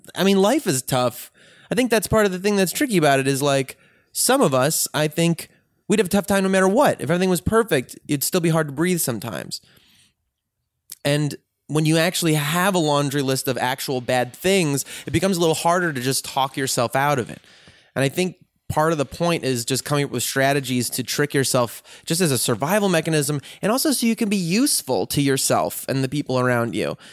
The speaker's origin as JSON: {"language": "English", "town": "Chicago", "region": "Illinois", "country": "United States", "tie": "born or raised there", "said": "Chicago where I grew up"}